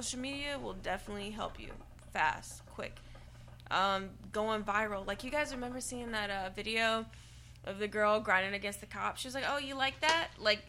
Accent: Shreveport, Louisiana, United States; I'm from Shreveport

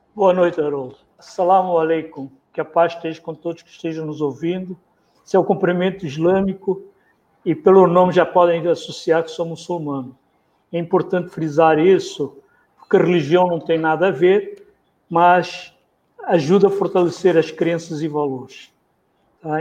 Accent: Mozambique; now in Rio de Janeiro, Brazil; eu nasci em Moçambique, Sul da África, um país pequeno, ex-colônia portuguesa, vivi dentro, cresci de, dentro do colonialismo português

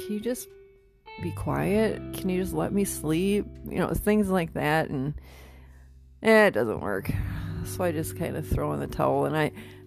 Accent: Midwest, United States; moved away; I come from the Midwest

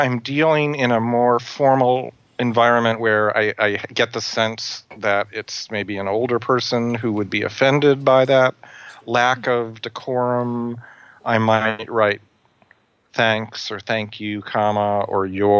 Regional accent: Detroit, Michigan, United States; I grew up in Detroit, where people pluralize everything, and then to make up for it, they unpluralize things that should be plural.

